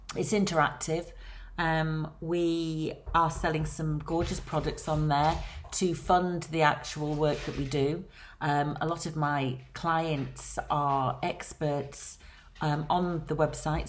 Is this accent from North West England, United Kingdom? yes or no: yes; Blackpool, North West England, United Kingdom; accent: Lancashire; moved away as an adult; now in London, United Kingdom; As you can hear from my accent, I am from Lancashire, born and bred on Blackpool Promenade.